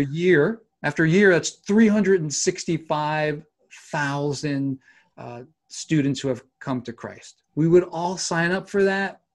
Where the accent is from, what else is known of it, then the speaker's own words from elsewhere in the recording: New York, United States; moved away as an adult; also born or lived in Seattle suburbs / Southern California; growing up in New York, you know, winters are not pleasant here